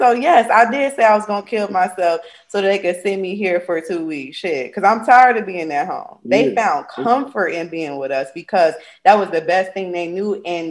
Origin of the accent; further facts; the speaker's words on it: Midwest, United States; now in Georgia, United States; everything about being down here has been a culture shock because I come from the Midwest, Chicago, Michigan. That's it.